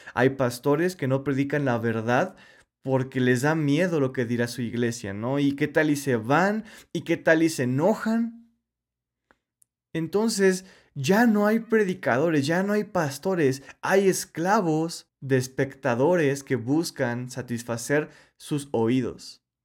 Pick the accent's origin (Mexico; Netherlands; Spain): Mexico; Yo soy mexicano